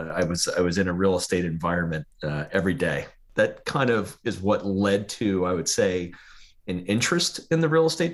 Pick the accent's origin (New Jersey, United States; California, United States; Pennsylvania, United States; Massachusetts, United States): New Jersey, United States; I'm from New Jersey